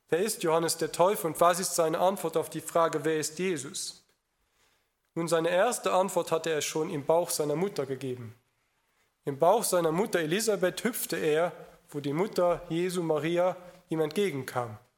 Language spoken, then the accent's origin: German; Luxembourg; im Gegensatz zu vielen Deutschen oder in meinem Heimatland Luxemburg, dass er das schon mal begriffen hat